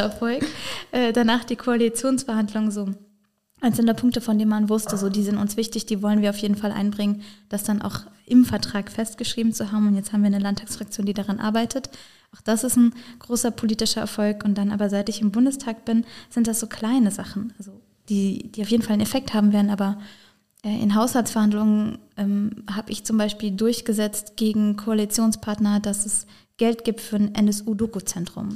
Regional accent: Bad Dürkheim district, Rhineland-Palatinate, Germany; ich selber komme aus dem Landkreis Bad Dürkheim

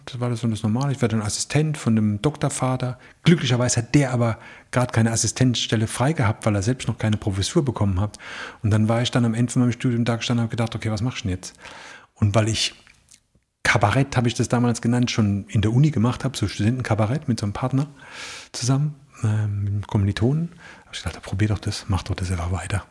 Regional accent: Rhineland-Palatinate, Germany; accent: Palatine (Pfälzisch); in unserem Dialekt

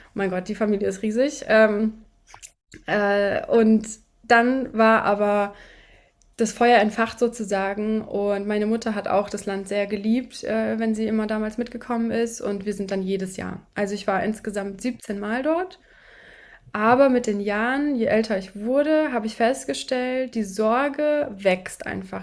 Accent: Hesse, Germany; also ich bin in Deutschland geboren, in, in Hessen.

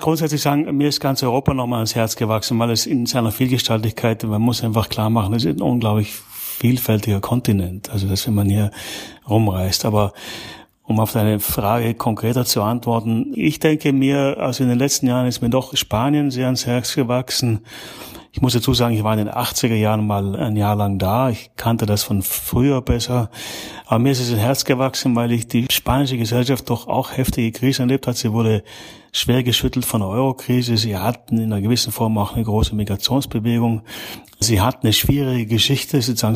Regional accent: South Tyrol, Trentino-Alto Adige, Italy; also born or lived in Germany; now in Belgium; Ich bin gebürtig aus, aus Südtirol, ja. Also ich bin sozusagen in Italien geboren und dann, wie man modern sagen würde, ethnischer Österreicher und ein angelernter Deutscher.

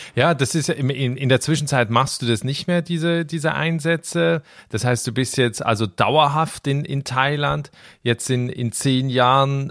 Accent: Switzerland; aus meinem Heimatland, aus der Schweiz

